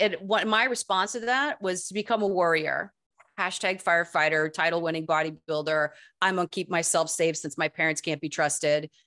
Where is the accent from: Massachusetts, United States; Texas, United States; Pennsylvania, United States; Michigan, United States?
Michigan, United States; East Lansing; also born or lived in Saugatuck, Michigan; this is East Lansing, Michigan.